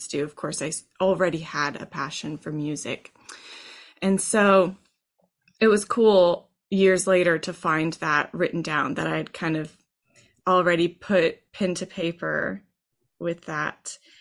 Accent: Texas, United States; I grew up in Texas high school band programs

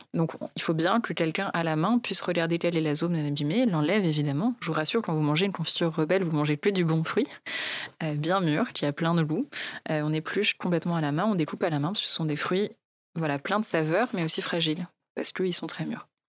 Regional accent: Poissy, Île-de-France, France; also born or lived in Maisons-Laffitte; now in Courbevoie, France; j'ai grandi euh, donc à Poissy, dans les Yvelines

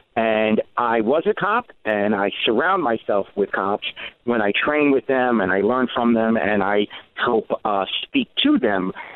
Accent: New York City, New York, United States; I grew up in the Bronx, uh, high crime area

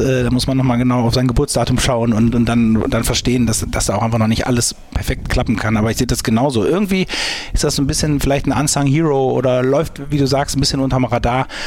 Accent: St. Tönis, North Rhine-Westphalia, Germany; ich komme gebürtig aus St. Tönis

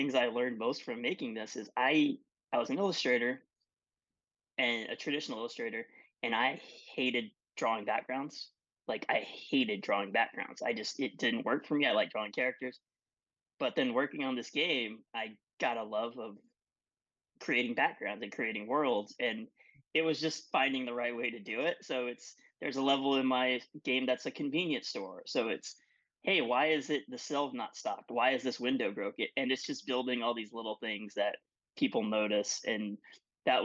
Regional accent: West Texas, United States; where I grew up in West Texas

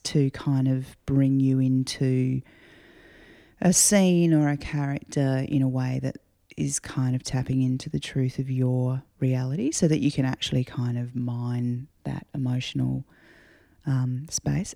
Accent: Adelaide, South Australia, Australia; growing up in Adelaide

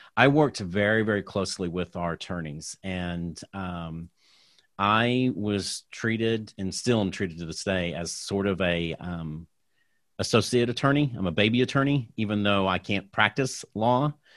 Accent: Tulsa, Oklahoma, United States; I'm originally from Tulsa, Oklahoma

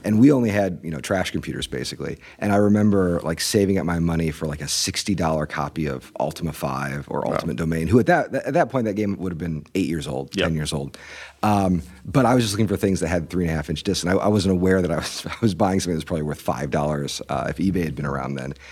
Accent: Fort Wayne, Indiana, United States; I grew up mostly in Fort Wayne, Indiana

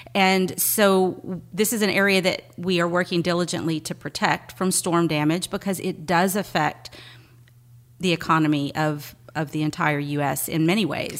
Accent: Seabrook, Texas, United States; moved away as an adult; now in Galveston, United States; I grew up in the Clear Lake, well, Seabrook area, right across the bridge

